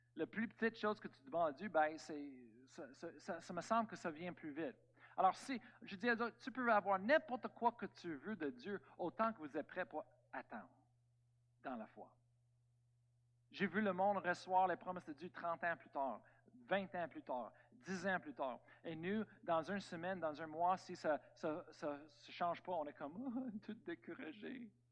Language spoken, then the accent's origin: French; Canada; on est tous des Américains, Amen, Canadiens